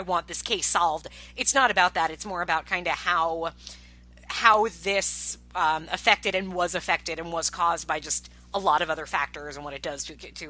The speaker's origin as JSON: {"language": "English", "area": "Long Island", "region": "New York", "country": "United States", "tie": "born or raised there", "said": "a few towns away from where I grew up in Long Island"}